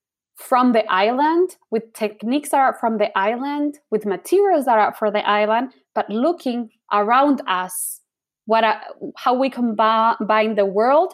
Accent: Chile; moved away as an adult; now in United States; I was born and raised in Chile. I have an American mom, a Chilean dad. So I was always exposed with the American culture and the Chilean culture.

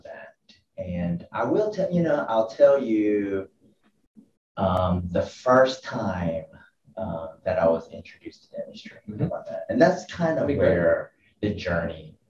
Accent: Atlanta, Georgia, United States; I'm from the Atlanta area, and so I went to high school here, over here in Norcross.

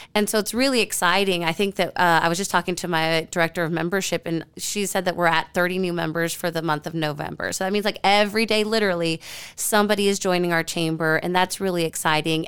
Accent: San Antonio, Texas, United States; also born or lived in Austin / Washington, D.C. / Midwest; now in Fort Worth, United States; San Antonio, my hometown

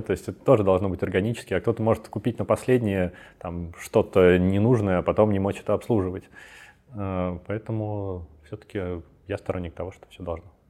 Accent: Belarus; Я из Беларуси, у меня много там друзей

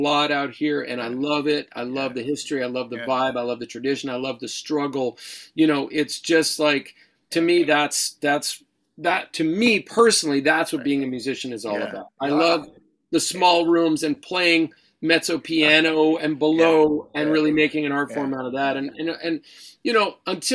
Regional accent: Honolulu, Hawaii, United States; moved away as an adult; I grew up in Honolulu. Which is on Oahu.

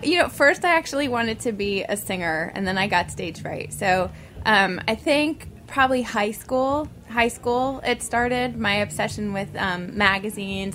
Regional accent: New York City, New York, United States; growing up in New York City

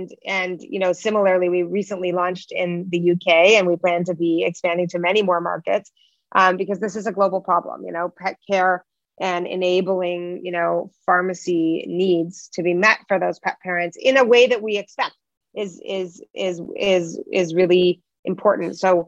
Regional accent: Toronto, Ontario, Canada; most of our business is in the U.S., although we are born and raised in Toronto.

